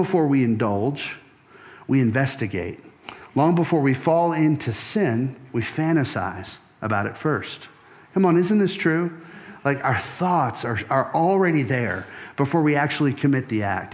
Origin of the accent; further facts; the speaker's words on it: Louisiana, United States; I grew up in Louisiana.